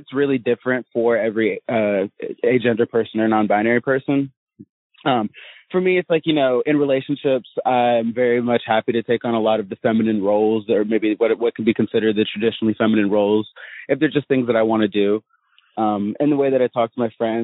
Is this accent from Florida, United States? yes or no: yes; Interlachen, Florida, United States; I'm from Florida. I'm from a teeny tiny town called Interlochen